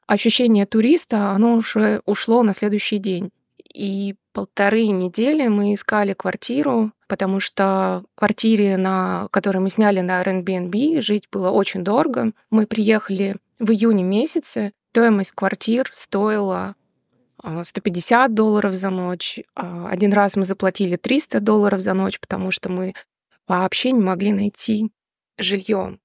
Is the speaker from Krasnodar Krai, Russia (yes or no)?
no; Rostov-on-Don, Rostov Oblast, Russia; also born or lived in Moscow / Tashkent; now in United States; Сама я из Ростова-на-Дону, но очень много лет жила в Москве